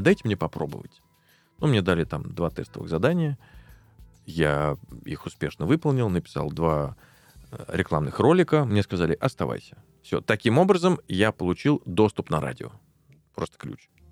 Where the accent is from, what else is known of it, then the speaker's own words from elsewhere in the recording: Tolyatti, Samara Oblast, Russia; мы оба с одного края, э, я из Тольятти